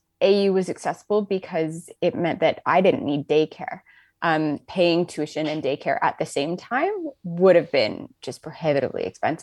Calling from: Ottawa, Ontario, Canada; So I'm calling in from Ottawa.

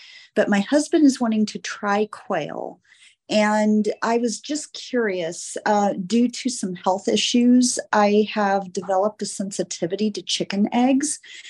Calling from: Indiana, United States; I'm calling from Indiana.

